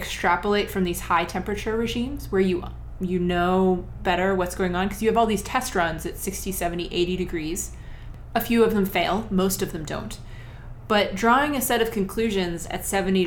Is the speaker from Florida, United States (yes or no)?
no; Ohio, United States; I grew up in Ohio.